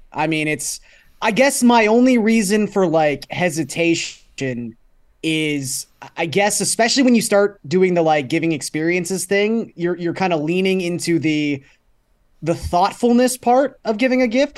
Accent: Toronto, Ontario, Canada; growing up in Scarborough

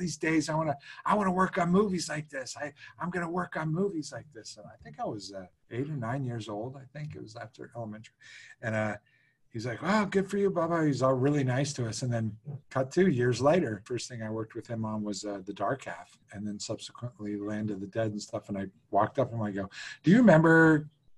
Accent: outside of Pittsburgh, Pennsylvania, United States; I grew up outside of Pittsburgh

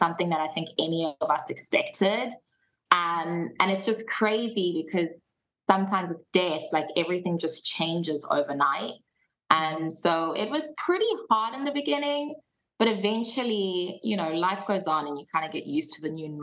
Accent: Johannesburg, Gauteng, South Africa; also born or lived in Cape Town, South Africa; I was born in Johannesburg, South Africa, which is probably like our New York of Africa. Mm-hmm. I grew up there my whole life

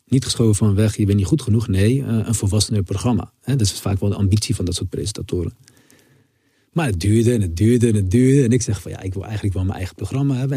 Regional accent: Rotterdam, South Holland, Netherlands; je groeit ook op met eh, Rotterdam

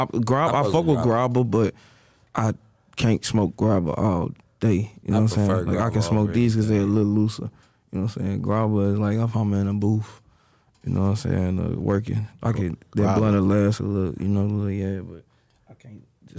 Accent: St. Louis, Missouri, United States; I'm from the north side of St. Louis. I'm from Farland.

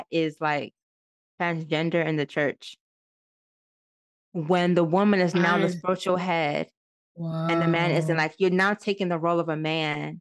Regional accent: Maryland, United States; moved away as an adult; now in Georgia, United States; I'm from Maryland

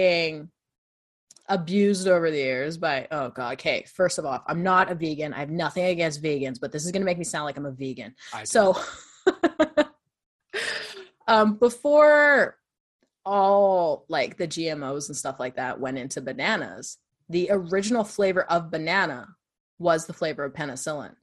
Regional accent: Canada; I'm the Canadian. I'm the Canadian one here, bud

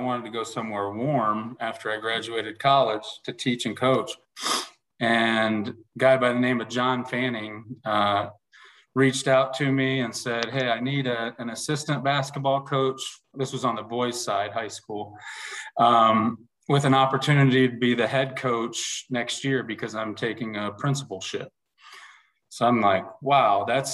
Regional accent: Massillon, Ohio, United States; moved away as an adult; now in West Des Moines, United States; I grew up in Massillon, Ohio, Northeast Ohio, 60 miles south of Cleveland

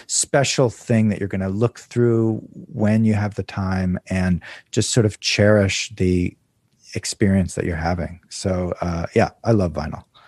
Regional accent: Maryland, United States; moved away; also born or lived in Southern California / New York; I grew up in Maryland

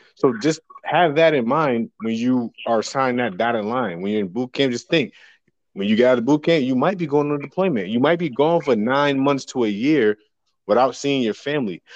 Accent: New Jersey, United States; now in San Diego, United States; I am from New Jersey

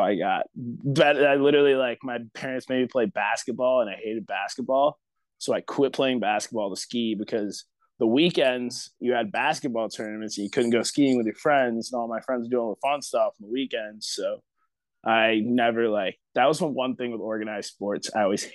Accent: Otsego, Michigan, United States; also born or lived in Detroit, Michigan / Portage, Michigan; I grew up in like a little like hick town, kind of. It was called Otsego

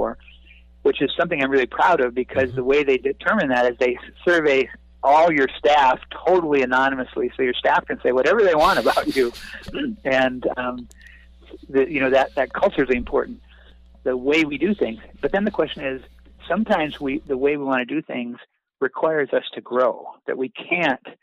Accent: North Dakota, United States; moved away; also born or lived in California; I grew up a small town kid from North Dakota, and raised as a perfectionist

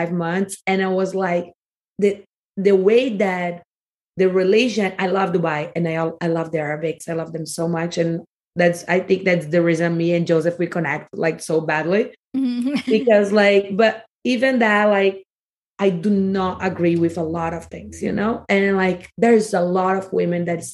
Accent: Rio de Janeiro, Brazil; accent: Rio (Carioca); first language Portuguese; English is a second language; moved away as an adult; now in California, United States; my accent's more like towards like Rio, and then like we push more the S on it

